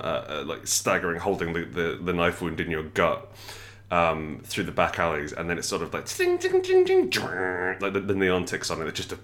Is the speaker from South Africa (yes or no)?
no; Scotland, United Kingdom; I grew up in Scotland for a little bit of my growing up, and I love how fiercely proud they are